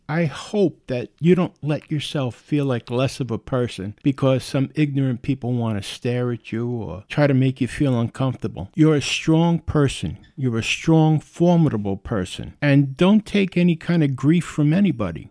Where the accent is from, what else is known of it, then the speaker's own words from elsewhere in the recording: New York City, New York, United States; accent: New York; I was born and raised in the Bronx. I realize I do have a New York accent.